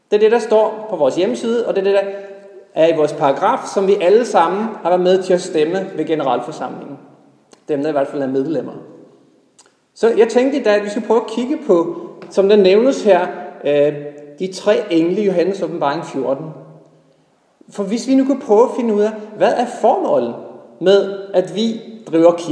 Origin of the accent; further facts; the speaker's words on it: Norway; now in Denmark; og helt tilbage, så kommer jeg egentlig fra Norge. Men øh, det er nogle år siden, jeg har boet der.